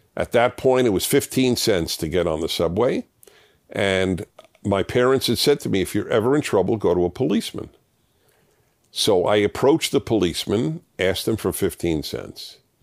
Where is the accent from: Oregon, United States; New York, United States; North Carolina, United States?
New York, United States; New York City; moved away as an adult; I come from New York, and I, I lived in three of the five boroughs in the, till, until I was twenty-five